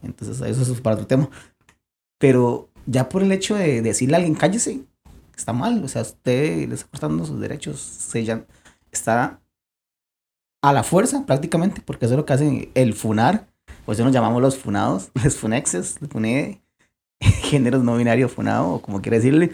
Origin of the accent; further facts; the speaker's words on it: Costa Rica; somos ticos